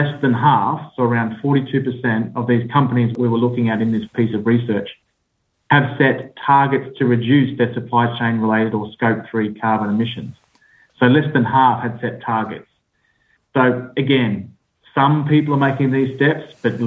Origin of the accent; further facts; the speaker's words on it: Australia; accent: Australian; now in United Kingdom; I sit in the UK, despite my Australian accent